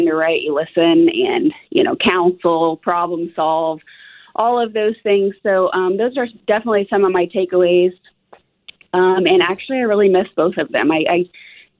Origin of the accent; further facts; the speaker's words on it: Wichita, Kansas, United States; I'm born and raised here in Wichita